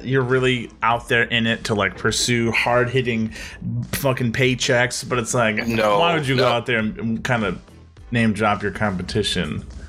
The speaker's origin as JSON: {"language": "English", "country": "United States", "said": "I'm American"}